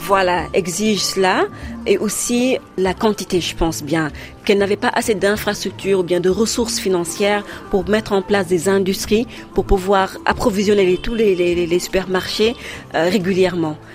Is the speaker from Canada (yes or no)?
no; Saint-Louis, Senegal; moved away as an adult; also born or lived in Dakar; Je suis originaire de Saint-Louis, du Sénégal